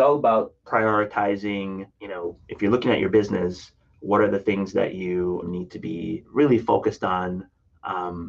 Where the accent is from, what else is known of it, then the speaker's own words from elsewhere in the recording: Jamaica; now in Minneapolis, United States; I'm originally from Jamaica, and it is a slice of home